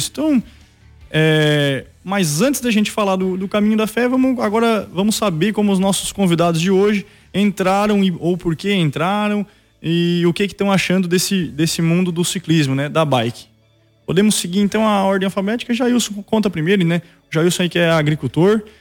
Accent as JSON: {"language": "Portuguese", "town": "Sapucaia do Sul", "region": "Rio Grande do Sul", "country": "Brazil", "tie": "born or raised there", "lives_now": "Praia Grande, Brazil", "said": "eu sou natural de Sapucaia"}